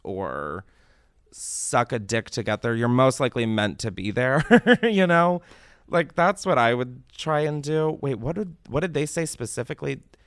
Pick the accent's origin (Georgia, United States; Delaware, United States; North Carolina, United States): Delaware, United States; moved away; growing up in Delaware